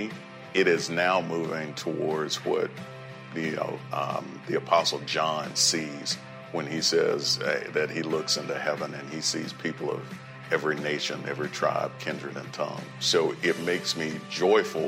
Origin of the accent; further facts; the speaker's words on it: Wilson, North Carolina, United States; I grew up in Wilson, North Carolina